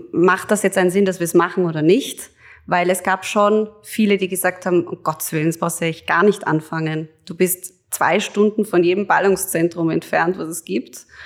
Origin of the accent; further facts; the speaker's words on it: Hollabrunn, Lower Austria, Austria; und dann in Hollerbrunn eben bin ich mitten im Wald aufgewachsen also wir haben da in einem Haus gewohnt, das eben umgeben war von unserer Eigenjagd.